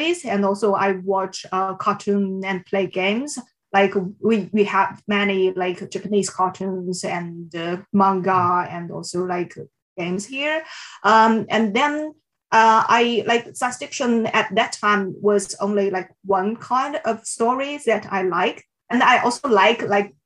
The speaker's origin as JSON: {"language": "English", "region": "Shanghai", "country": "China", "tie": "born or raised there", "second_language": "English", "moved": "as an adult", "lives_now": "Oslo, Norway", "said": "I come from Shanghai, which is my hometown. And also I have been living here for 30 years before I moved to Oslo by the end of last year"}